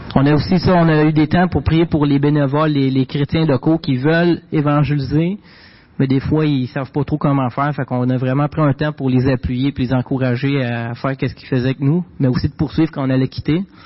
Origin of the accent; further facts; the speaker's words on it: Quebec, Canada; j'ai grandi dans une famille québécoise. Je viens du Québec